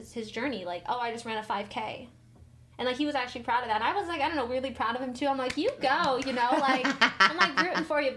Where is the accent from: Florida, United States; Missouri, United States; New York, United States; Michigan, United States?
Missouri, United States; I'm actually from Missouri